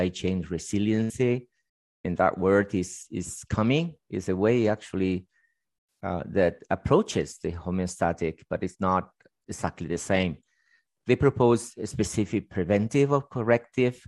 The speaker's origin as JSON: {"language": "English", "country": "Spain", "tie": "born or raised there", "moved": "yes", "lives_now": "United States", "said": "I was actually born in Spain"}